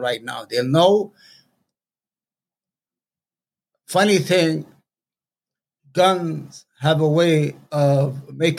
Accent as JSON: {"language": "English", "town": "New York City", "region": "New York", "country": "United States", "said": "I'm from New York City."}